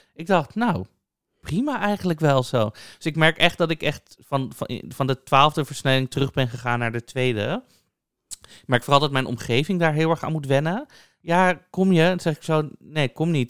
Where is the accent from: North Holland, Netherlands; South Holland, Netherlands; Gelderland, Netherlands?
North Holland, Netherlands; Amsterdam; ik ben dan ook opgegroeid in Amsterdam, in Amsterdam-Noord